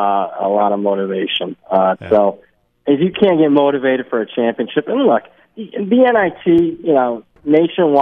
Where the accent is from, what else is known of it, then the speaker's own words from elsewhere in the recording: Ohio, United States; I'm from Ohio